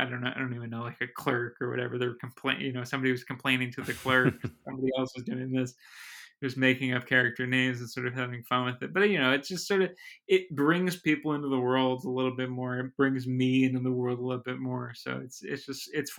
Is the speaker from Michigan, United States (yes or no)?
no; Summit, New Jersey, United States; born or raised there